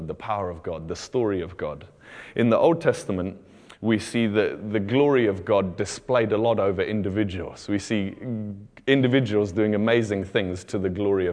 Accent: Botswana; moved away; I grew up in Botswana, and where we lived out in the country

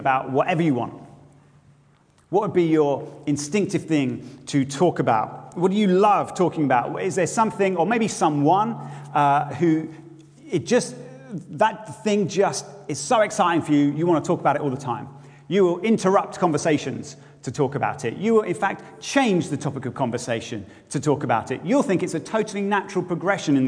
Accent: Bedford, East of England, United Kingdom; now in Edinburgh, United Kingdom; my hometown where I grew up, one of whom's tourist slogans was once, Bedford, it's less than an hour away.

